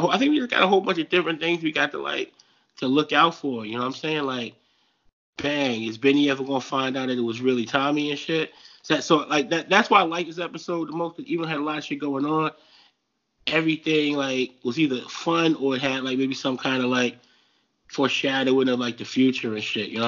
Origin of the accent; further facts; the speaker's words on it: New Jersey, United States; I'm from Jersey.